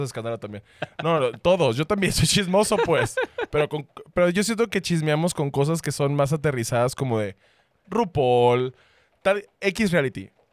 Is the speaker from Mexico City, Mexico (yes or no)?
no; Sonora, Mexico; Seguí siendo chismoso porque sonorense